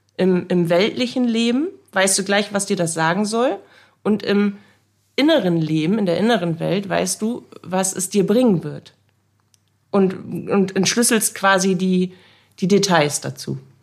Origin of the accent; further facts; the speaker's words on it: Bremen, Germany; Ich wurde in Bremen geboren 1983